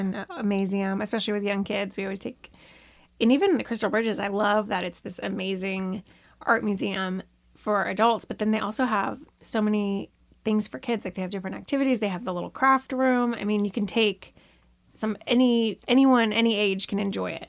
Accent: Florida, United States; now in Bentonville, United States; I grew up in Florida

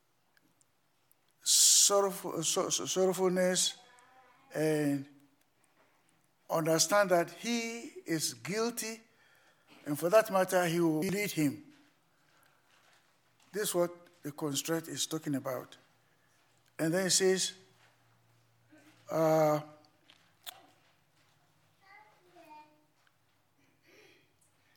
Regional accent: Ghana; moved away

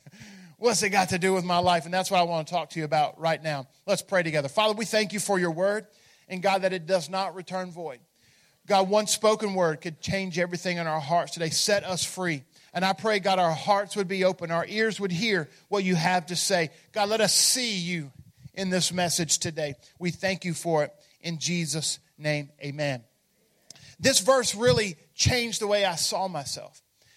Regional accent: Memphis, Tennessee, United States; in fact, I'm from Memphis, and we use that a lot.

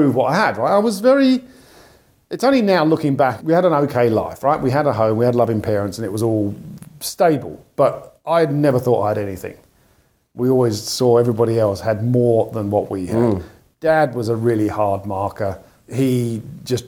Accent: London, United Kingdom; now in Australia; So I grew up in London, or just on the outskirts of London

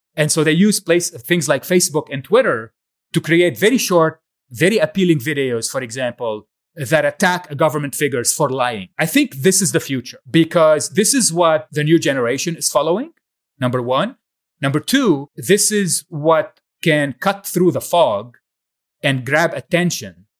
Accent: Lebanon; moved away as an adult; also born or lived in United States; So I grew up in Lebanon, was born a few years before the beginning of the Civil War in Lebanon.

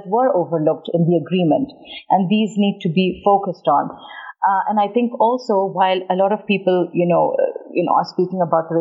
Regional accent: Peshawar, Khyber Pakhtunkhwa, Pakistan; moved away; also born or lived in Mohmand Agency / England; I grew up with Afghans in Peshawar.

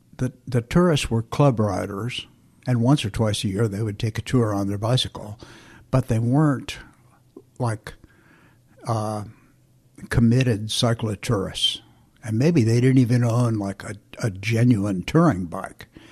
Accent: Flint, Michigan, United States; moved away; also born or lived in Indianapolis, Indiana / California; I was born in Flint, Michigan

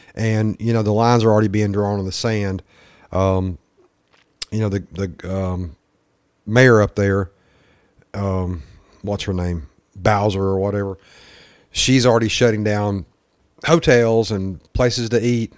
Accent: the South, United States; accent: Southern redneck; my Southern redneck accent certainly comes out.

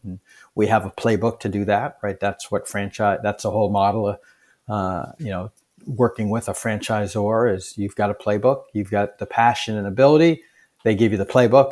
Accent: Boston, Massachusetts, United States; a skinny Indian kid growing up in Boston in the seventies, um, and eighties

